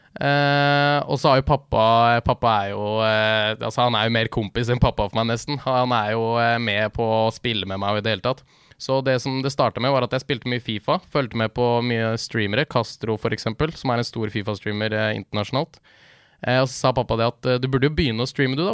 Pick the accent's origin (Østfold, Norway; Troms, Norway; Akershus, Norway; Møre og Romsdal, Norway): Akershus, Norway; Leirsund; Jeg er fra Leirsund, rett utenfor Lillestrøm